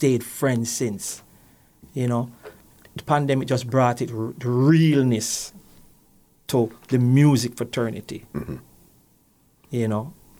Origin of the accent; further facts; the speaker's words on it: Kingston, Jamaica; I was born … in a little place called Magara Gully, Vineyard Town.